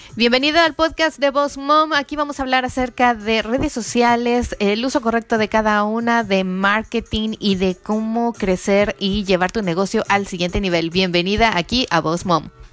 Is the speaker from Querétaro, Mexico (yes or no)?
yes; Querétaro, Mexico; also born or lived in Mexico City / San Luis Potosí; yo nací en el DF, crecí en Querétaro, y, bueno, viví en Querétaro, viví en San Luis Potosí también unos años y después regresé al DF